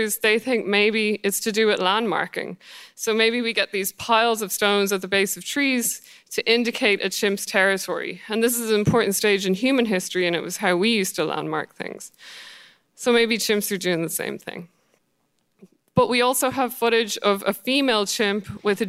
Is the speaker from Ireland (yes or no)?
yes; Ireland; I'm Irish